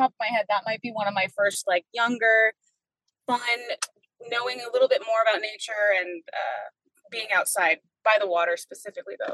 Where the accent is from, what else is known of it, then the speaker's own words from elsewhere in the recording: New Zealand; moved away; also born or lived in Arizona, United States / Alaska, United States; Um so I was born in Arizona, left there pretty young, uh, uh, did some growing up formative years in New Zealand and uh, then came back here spent a little bit of time in alaska